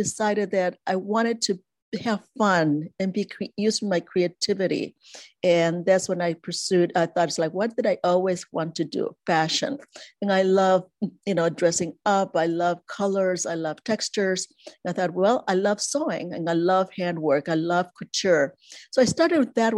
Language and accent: English; Chicago, Illinois, United States; also born or lived in Ecuador; I grew up in the U.S. and Chicago, in the Midwest